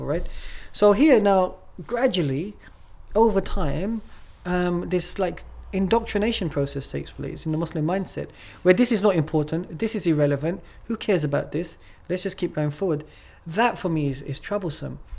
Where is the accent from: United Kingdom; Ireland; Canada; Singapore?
United Kingdom; England; moved away as an adult; now in Turkey; I'm from England, right? Mm. And then I moved to Turkey.